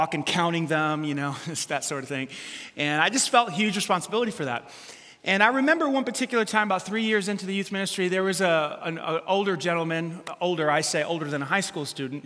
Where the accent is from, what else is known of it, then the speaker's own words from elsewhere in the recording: New York City, New York, United States; I grew up in New York City